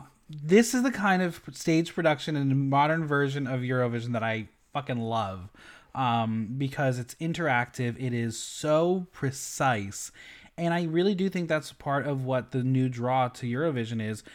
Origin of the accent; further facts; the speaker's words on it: West Coast, United States; I'm from the West Coast area. It's a little easier.